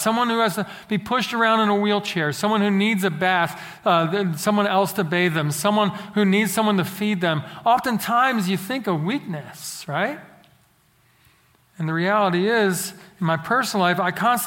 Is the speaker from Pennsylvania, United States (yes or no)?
yes; Philadelphia, Pennsylvania, United States; now in Central Texas, United States; growing up in Philadelphia